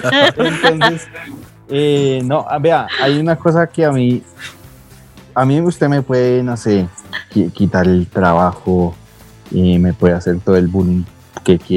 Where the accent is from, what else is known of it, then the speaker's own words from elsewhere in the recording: Colombia; algo que nos caracteriza como colombianos es que le teníamos la solución a todo